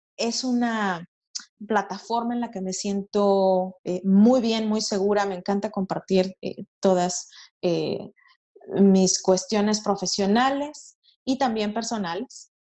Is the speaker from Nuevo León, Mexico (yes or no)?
yes; Monterrey, Nuevo León, Mexico; moved away as an adult; now in Halifax, Canada; yo soy de Monterrey, Nuevo León, México